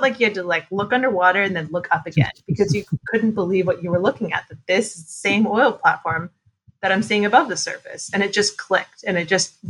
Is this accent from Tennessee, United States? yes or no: no; New Hampshire, United States; moved away; I'm originally from New Hampshire